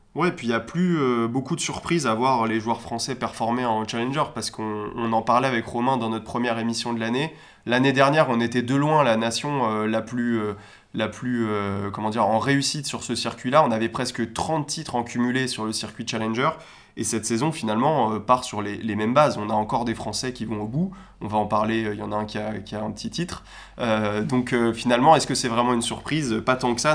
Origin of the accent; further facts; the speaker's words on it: France; en tant que Français